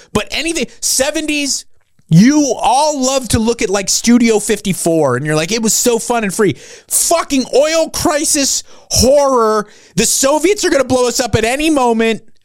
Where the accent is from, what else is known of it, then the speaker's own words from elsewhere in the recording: Los Angeles County, Southern California, United States; moved away as an adult; also born or lived in New Jersey; I grew up in Southern California in Los Angeles County